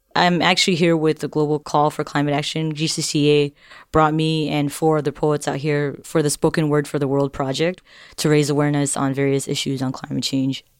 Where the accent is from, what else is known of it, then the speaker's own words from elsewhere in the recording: Marshall Islands; I'm from the Marshall Islands